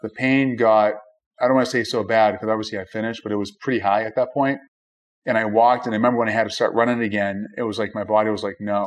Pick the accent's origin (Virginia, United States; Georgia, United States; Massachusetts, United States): Massachusetts, United States; Boston; I was born and raised in Brighton, which is Five oh, wow. miles away.